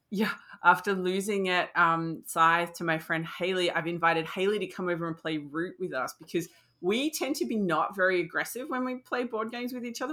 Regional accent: Australia; as an Australian

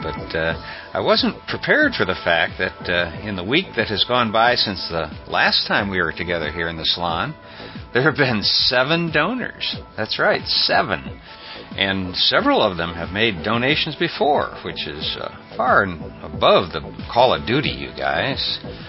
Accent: Topeka, Kansas, United States; Growing up in Topeka, Kansas, my Little League football coach was Picard's attorney.

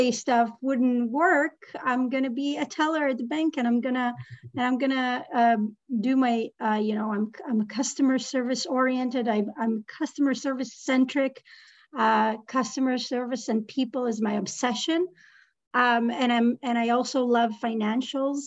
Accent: Israel; moved away as an adult; now in Canada; I left my country. I was born and raised in Israel.

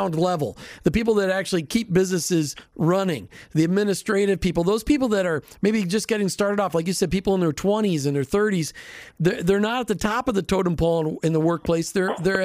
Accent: Minneapolis, Minnesota, United States; now in Tampa Bay, United States; I grew up in Minneapolis

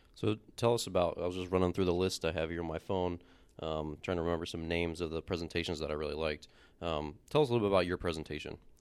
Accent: Baltimore, Maryland, United States; I grew up a Braves fan, but I'm from Baltimore

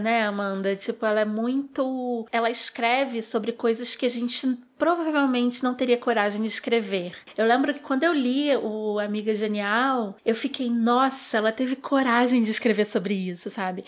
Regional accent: Rio de Janeiro, Brazil; Sou nascida e criada no subúrbio do Rio de Janeiro

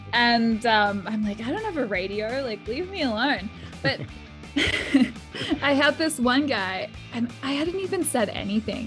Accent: Perth, Western Australia, Australia; also born or lived in Jackson, Wyoming; I'm from Perth in Western Australia

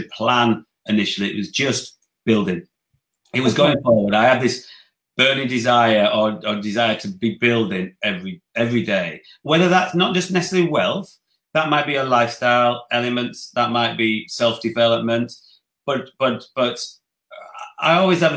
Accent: Dewsbury, Yorkshire and the Humber, United Kingdom; also born or lived in Leeds / Barnsley / Wakefield; I come from Yorkshire, I was born in Leeds, lived in Dewsbury, grew up in Dewsbury

